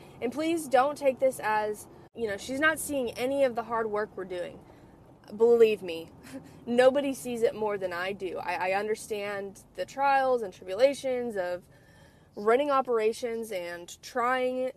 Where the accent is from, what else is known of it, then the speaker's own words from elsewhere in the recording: California, United States; now in Texas, United States; I'm from California and I live in Texas